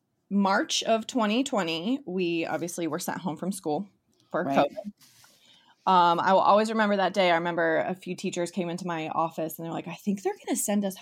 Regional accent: Columbus, Ohio, United States; also born or lived in Marysville, Ohio; moved to Columbus for grade school and high school and college

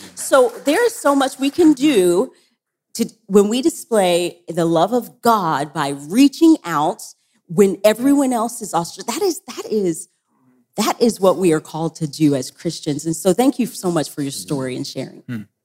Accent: Tennessee, United States; I'm from Tennessee

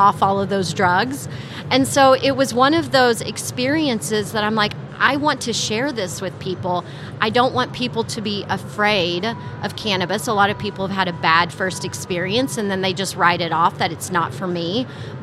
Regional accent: Texas, United States; moved away; also born or lived in California; I came from the California cannabis market, and I'm a Texas girl

